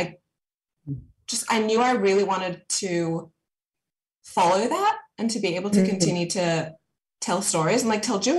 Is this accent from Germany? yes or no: no; Sydney, New South Wales, Australia; also born or lived in Johannesburg, South Africa / America; I grew up in Sydney